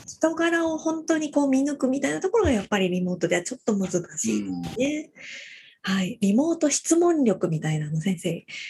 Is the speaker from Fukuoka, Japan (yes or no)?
yes; Fukuoka, Japan; 私も福岡出身なので